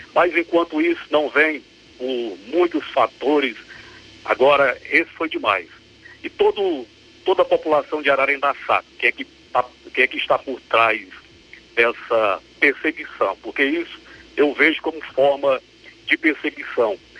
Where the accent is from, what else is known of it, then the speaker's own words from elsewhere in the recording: Ararendá, Ceará, Brazil; also born or lived in Novo Oriente / Crateús; Eu, eu sou daqui, sou, sou filho, sou filho de Ararendá. Só não, só não nasci aqui, porque eu, eu vim para cá com, com 7, 5 anos, sou natural de Novo Oriente